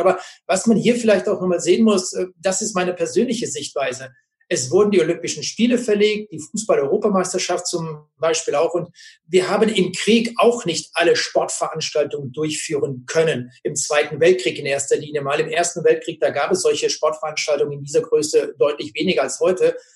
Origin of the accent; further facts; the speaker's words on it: Germany; bei uns in Deutschland